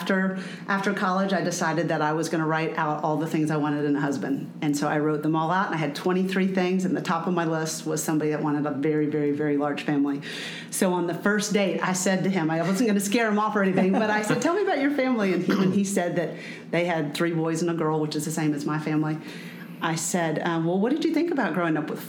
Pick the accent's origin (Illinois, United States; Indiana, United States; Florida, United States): Florida, United States; Lakeland; moved away as an adult; now in Atlanta, United States; I grew up in Lakeland, Florida